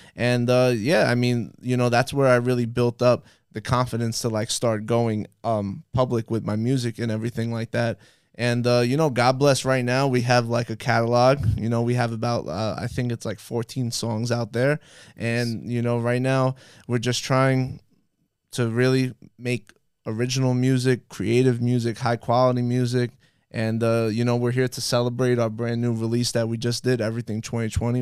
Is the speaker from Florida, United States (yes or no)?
no; New York City, New York, United States; moved away as an adult; now in Miami, United States; growing up in Brooklyn, just being surrounded by people that, like, were a part of the culture